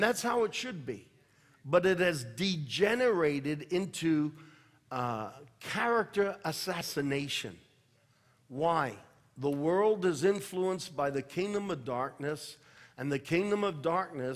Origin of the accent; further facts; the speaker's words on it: United States; I am an American